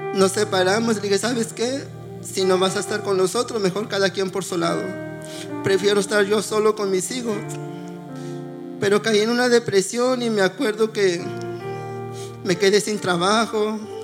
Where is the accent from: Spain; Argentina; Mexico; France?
Mexico; Oaxaca; moved away; Nosotros somos de Oaxaca, este, allá en mi pueblo nosotros vivíamos, pues se puede decir, una vil pobreza